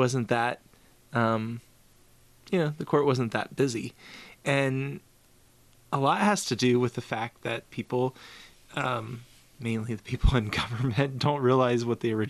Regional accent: Kentucky, United States; now in Pennsylvania, United States; I guess I will always be from Kentucky

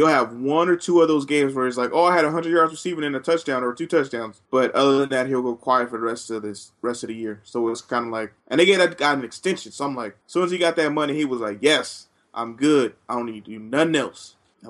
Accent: Oakland, California, United States; because I'm from Oakland, playing for Oakland. You know, you don't come back home.

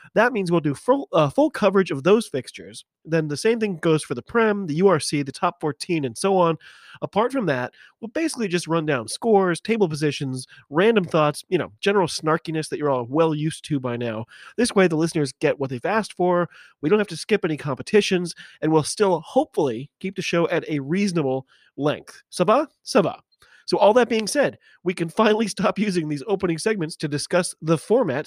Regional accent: United States; I'm an American

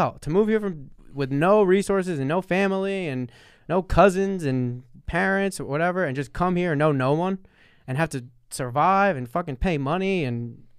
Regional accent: New York, United States; accent: New York; How can I not have any claim to New York at all if I talk like I'm from New York? I have a New York accent.

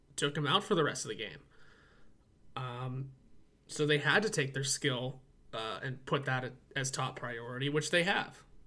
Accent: Pittsburgh, Pennsylvania, United States; I'm from Pittsburgh and I say soda

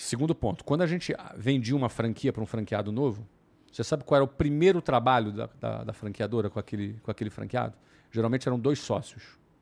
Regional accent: Brazil; now in Germany

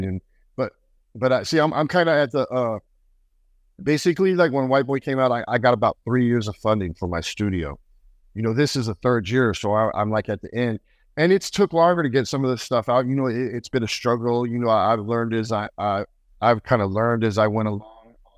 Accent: United States; I'm American

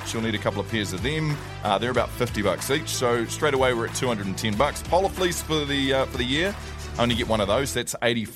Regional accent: Toowoomba, Queensland, Australia; I was born in Toowoomba

